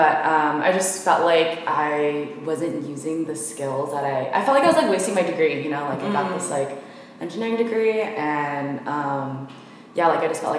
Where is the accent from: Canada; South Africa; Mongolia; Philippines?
Philippines; You should whatever, because I'm Filipino.